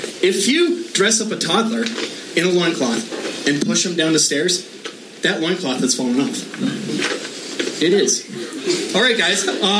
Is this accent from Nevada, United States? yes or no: no; Long Beach, California, United States; Long Beach.